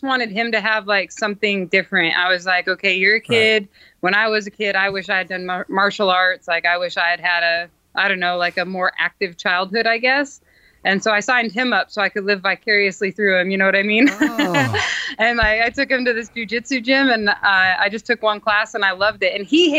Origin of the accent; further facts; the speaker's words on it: Alaska, United States; moved away; I grew up in Alaska